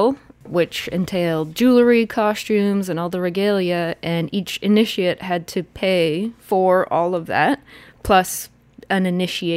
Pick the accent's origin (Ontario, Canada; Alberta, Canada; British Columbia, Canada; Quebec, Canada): Ontario, Canada; I'm from Ontario.